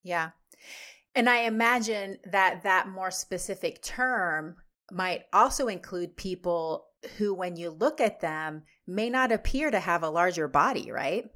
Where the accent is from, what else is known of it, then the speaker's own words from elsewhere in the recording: Texas, United States; now in Washington, United States; I grew up in Texas